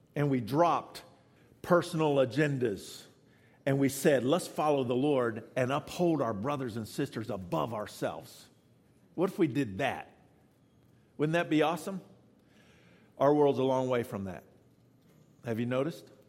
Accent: the South, United States; I'm from the South

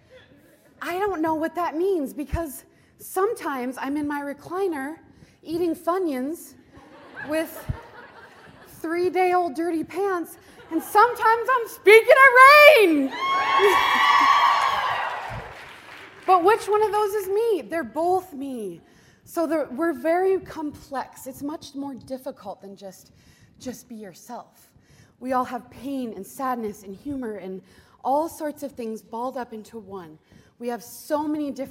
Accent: Montana, United States; I am from Montana. I'm a Montana portrait photographer

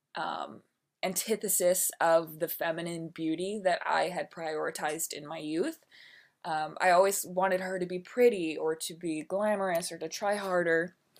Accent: Milwaukee, Wisconsin, United States; moved away; also born or lived in New York City; I am from Milwaukee, Wisconsin, born and raised

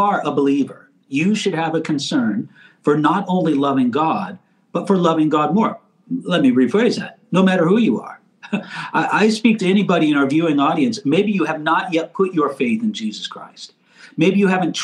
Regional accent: United States; I live here in America and I'm an American

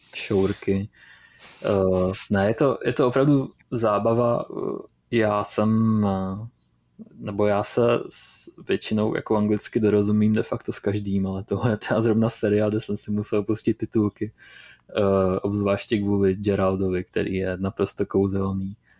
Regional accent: Moravia, Czechia; jsem skromný kluk z Moravy

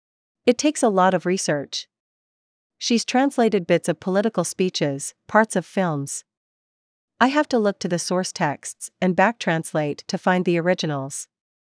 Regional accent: Ontario, Canada; first language French and Croatian; English is a second language; English was my third language, but through a number of circumstances, life, growing up in Ontario, I spoke French first with my mother, who's Swiss, and Croatian with my father, and then learned English watching Sesame Street when I was 5 or so.

